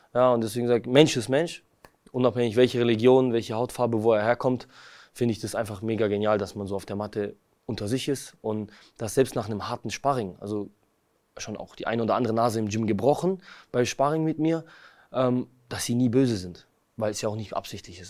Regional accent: Kazakhstan; moved away; geboren bin ich in Kasachstan

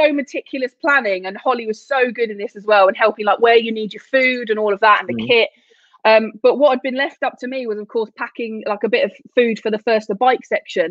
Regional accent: London, United Kingdom; I grew up in London and I spent a lot of time on the river rowing

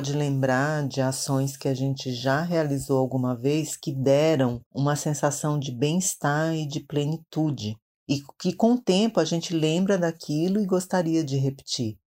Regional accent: Maranhão, Brazil; now in São Paulo, Brazil; sou tradutora, sou do Maranhão

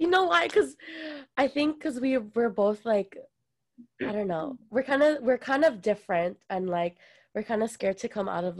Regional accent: Philippines; accent: Filipino; This my Filipino accent almost came out.

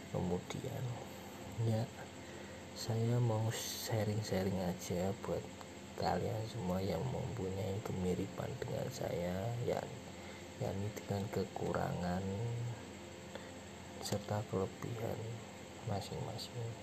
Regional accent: Semarang, Central Java, Indonesia; also born or lived in Kudus; dulu saya asli sini sih asli Semarang tetapi saya pindah-pindah kota semenjak saya lahir di Semarang sampai 12 tahun lebih tepatnya saya lulus SD itu masih di Semarang

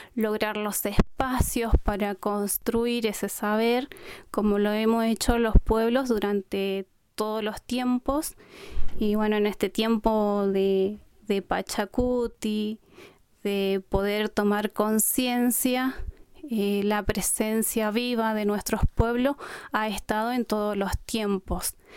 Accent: Colonia Aborigen, Chaco, Argentina; first language Qom; Vengo de Napalpí, un territorio ancestral con preexistencia

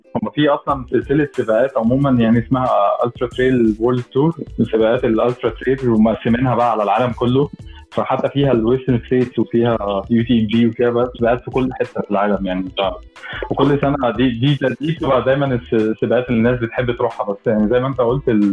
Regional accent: Egypt; انا مصري فعلا

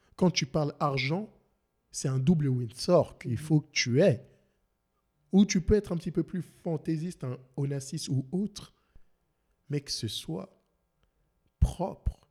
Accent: France; now in Montreal, Canada; je suis français

